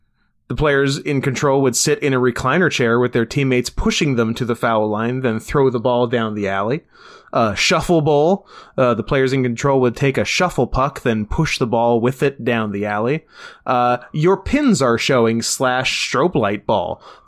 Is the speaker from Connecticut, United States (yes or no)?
yes; New Haven, Connecticut, United States; born there; I was born in New Haven, Connecticut, and I'm 46 years old.